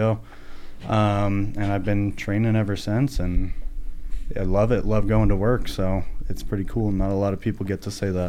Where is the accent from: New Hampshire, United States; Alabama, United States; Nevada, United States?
Nevada, United States; Reno; I grew up in Reno. Been here my whole life. I went to Galena High School as well.